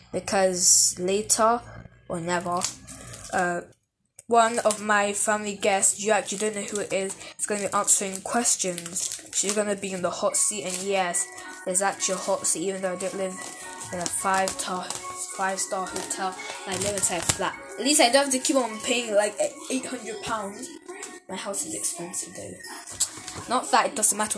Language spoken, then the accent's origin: English; United Kingdom; I'm British